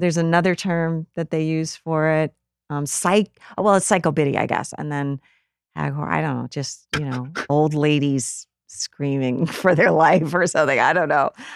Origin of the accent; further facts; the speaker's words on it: Rutland, Vermont, United States; the downtown area where I grew up in Rutland, Vermont.